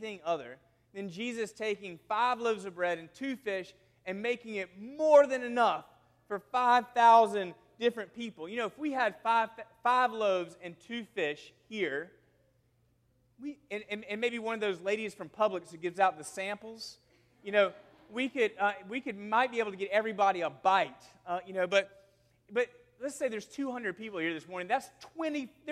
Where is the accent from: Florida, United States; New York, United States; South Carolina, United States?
South Carolina, United States; moved away; I'm from South Carolina, and we would say there at my home that we had a wild and woolly week